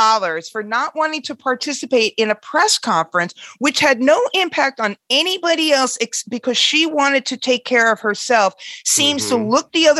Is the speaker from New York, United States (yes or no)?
yes; New York City, New York, United States; I'm from Queens too